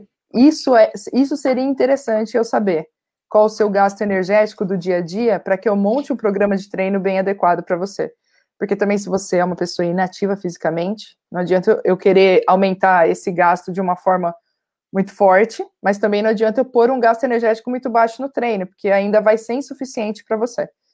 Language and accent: Portuguese; Santo André, São Paulo, Brazil; Eu sou de Santo André, né, do ABC Paulista